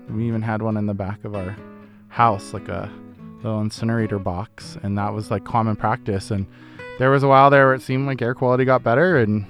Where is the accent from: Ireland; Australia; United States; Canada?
United States; Denver, Colorado; When I was like 14 years old, we moved from West Denver to East Denver, and it was a former Superfund site.